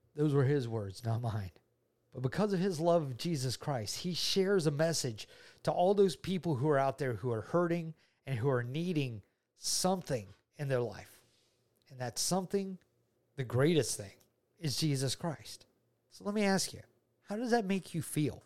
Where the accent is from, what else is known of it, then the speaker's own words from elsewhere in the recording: Georgia, United States; I'm from Georgia. I've been a Georgia native all my ni-, all my life